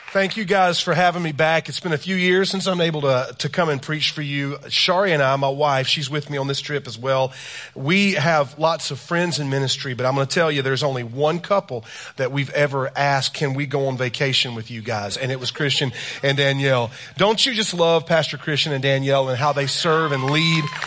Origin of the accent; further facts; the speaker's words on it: South Carolina, United States; I am from South Carolina